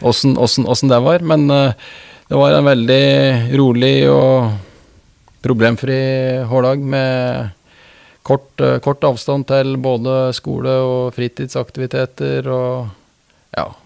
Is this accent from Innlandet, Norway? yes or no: yes; Østre Toten, Innlandet, Norway; Toten er jo delt inn i, i, to kommuner, Østre og Vestre Toten, og jeg er fra Østre